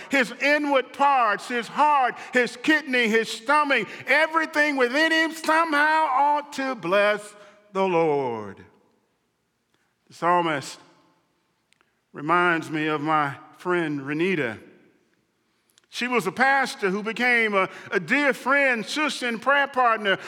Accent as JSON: {"language": "English", "region": "Mississippi", "country": "United States", "tie": "born or raised there", "said": "a boy growing up in Mississippi"}